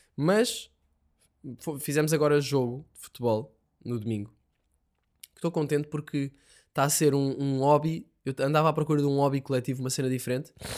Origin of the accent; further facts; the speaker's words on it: Sintra, Lisbon, Portugal; accent: saloio; also born or lived in Ericeira; eu sempre fui de Sintra, s, a minha naturalidade de cartão de cidadão, que é uma cena que eu nunca percebi, tenho, a minha natura, naturalidade é a da Ericeira, e eu não, nunca vivi na Ericeira